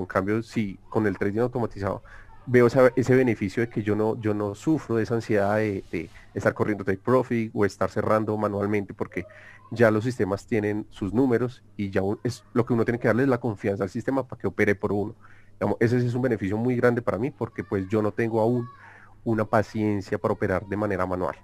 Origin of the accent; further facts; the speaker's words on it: Colombia; soy de Colombia